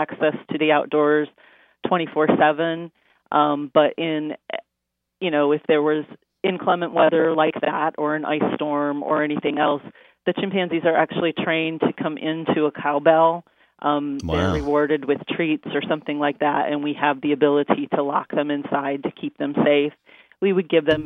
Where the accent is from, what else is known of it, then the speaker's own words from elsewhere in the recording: Michigan, United States; I grew up in Michigan and had a forest behind my home